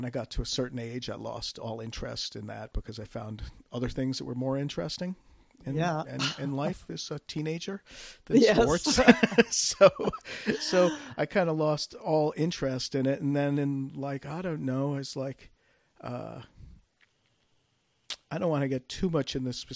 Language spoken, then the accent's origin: English; Red Sox country, New England, United States; moved away; my family was from the Bronx and I grew up in Red Sox country